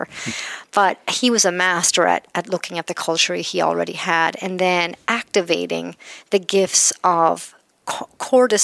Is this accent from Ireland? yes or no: yes; Ireland; I'm Irish and we tell stories a lot